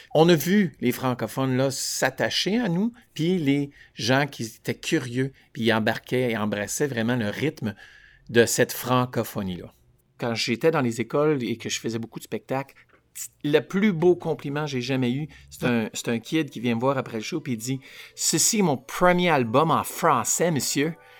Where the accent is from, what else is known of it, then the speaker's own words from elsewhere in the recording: Vanier, Ontario, Canada; moi, j'ai grandi à Vanier, la rue Baribault